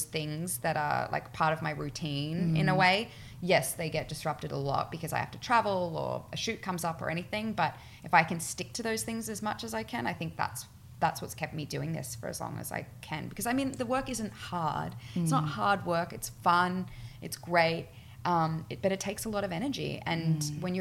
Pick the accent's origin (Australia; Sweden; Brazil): Australia; moved away as an adult; also born or lived in Mullumbimby; now in United States; I'm Australian, my family's on the other side of the world